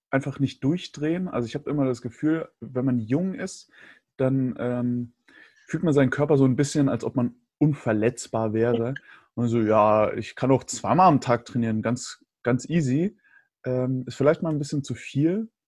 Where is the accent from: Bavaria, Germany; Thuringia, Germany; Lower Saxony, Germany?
Bavaria, Germany; also ich bin ja in Bayern groß geworden, da hast du alle sechs Wochen auf jeden Fall Ferien.